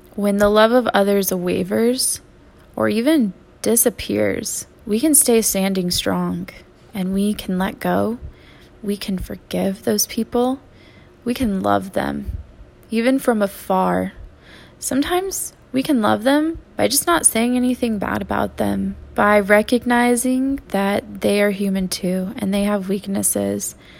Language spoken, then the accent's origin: English; Texas, United States; moved away; I'm a Texan